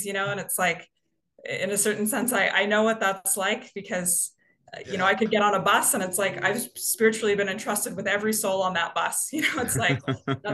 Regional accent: Canada; moved away as an adult; also born or lived in Toronto; I am originally from Canada. You may be able to hear that in my accent

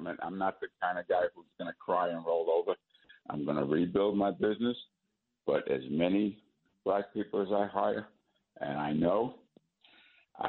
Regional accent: United States; I was born in America

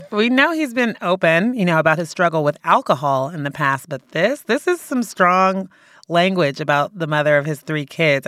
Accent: Bay Area, California, United States; my hometown, the Bay Area

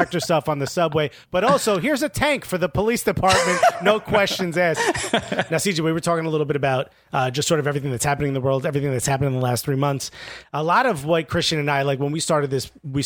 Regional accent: Newark, New Jersey, United States; I grew up in Newark, New Jersey

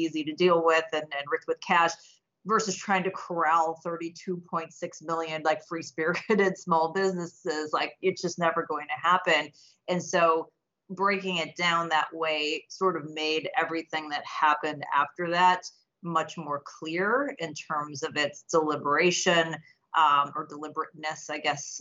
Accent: Illinois, United States; I'm from Illinois

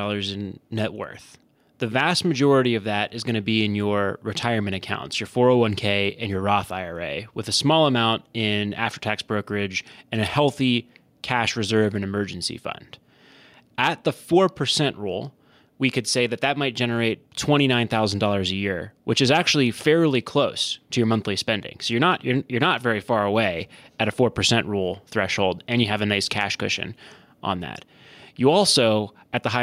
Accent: Howard County, Maryland, United States; I am from Howard County, Maryland, right around the corner. That's where I grew up.

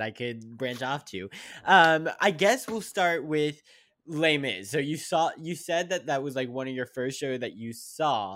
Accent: Pittsburgh, Pennsylvania, United States; now in New York, United States; I'm from Pittsburgh

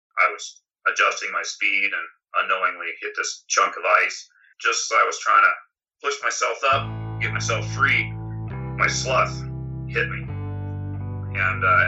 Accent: Portland, Oregon, United States; Born and raised in Portland, Oregon

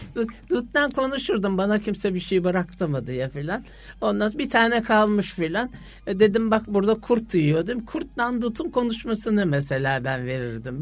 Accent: Istanbul, Turkey; Eyüp'teki ev babam ben doğduğum zaman almış o Eyüp'teki evimizi

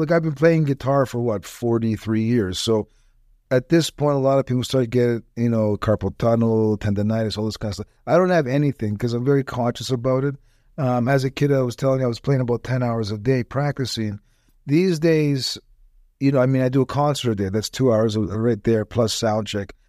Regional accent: Toronto, Ontario, Canada; moved away as an adult; now in Tampa, United States; I was born and raised right on the Danforth in Toronto

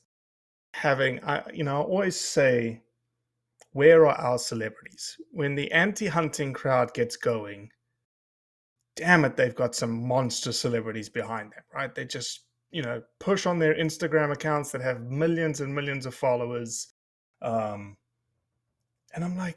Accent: South Africa; now in United States; I came from South Africa in which there's no public land

